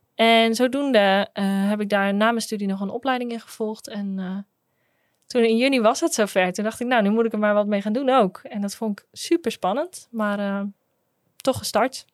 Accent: Groningen, Netherlands; Ik kom ook uit Groningen, geboren en getogen

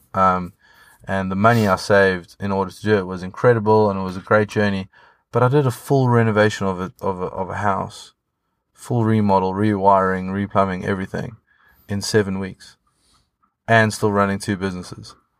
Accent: South Africa; now in United Kingdom; being South African living in the U K

